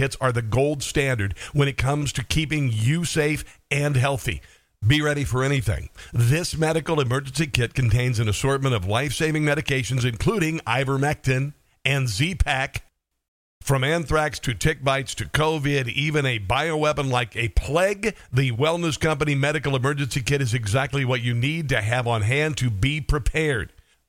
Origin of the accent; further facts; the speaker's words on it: Iowa, United States; I'm from Iowa.